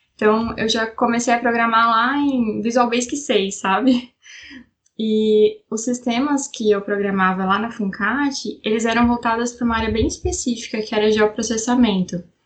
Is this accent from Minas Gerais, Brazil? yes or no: no; São José dos Campos, São Paulo, Brazil; Eu sou de São José dos Campos, eh, São Paulo, interior de São Paulo, região do Vale do Paraíba